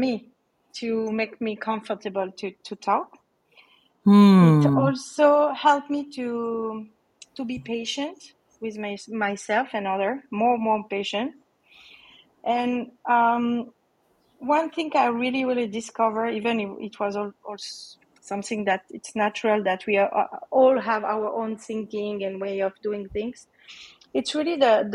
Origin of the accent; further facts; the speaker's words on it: Switzerland; moved away as an adult; also born or lived in Asia; So I'm in Switzerland, actually. I'm Swiss in Switzerland